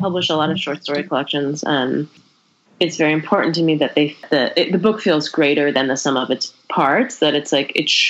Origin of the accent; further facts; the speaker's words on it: Berkeley, California, United States; also born or lived in El Paso, Texas; I was born in Berkeley and I grew up in the Bay Area